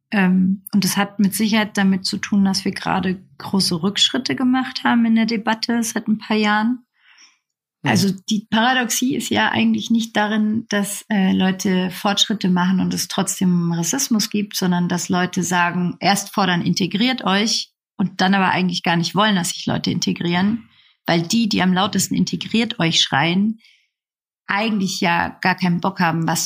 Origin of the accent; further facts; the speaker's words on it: Nuremberg, Bavaria, Germany; weil es in dieser Schule damals in Bayern, also in Nürnberg, wo ich herkomme, eine Türkenklasse gab für die Gastarbeiterkinder